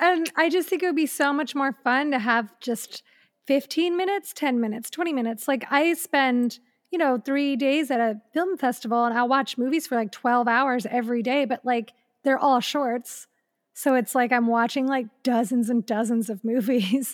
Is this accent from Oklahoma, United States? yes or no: no; Elyria, Ohio, United States; moved away; in my hometown, like, in Elyria, Ohio